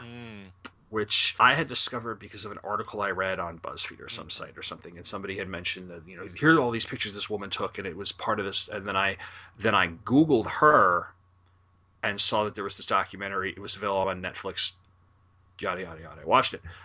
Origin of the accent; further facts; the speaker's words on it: New York area, United States; I'm from the New York area